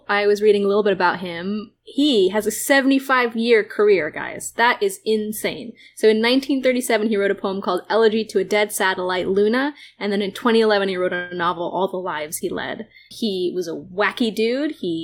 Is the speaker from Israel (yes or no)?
yes; Israel; I'm Jewish and from Israel.